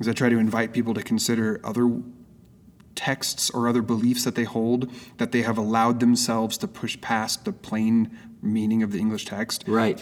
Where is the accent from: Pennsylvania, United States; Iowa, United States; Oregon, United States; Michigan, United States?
Oregon, United States; moved away as an adult; also born or lived in Phoenix; now in San Diego, United States; My wife and I both okay. grew up in Oregon